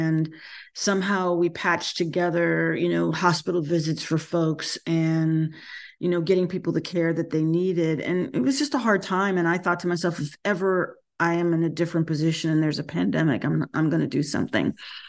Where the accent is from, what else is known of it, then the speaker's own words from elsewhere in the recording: North Carolina, United States; So I've been born and bred in North Carolina.